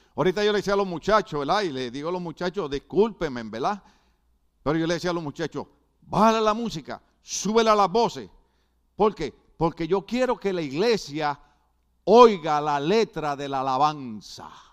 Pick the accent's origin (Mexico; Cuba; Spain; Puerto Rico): Puerto Rico; now in United States; soy boricua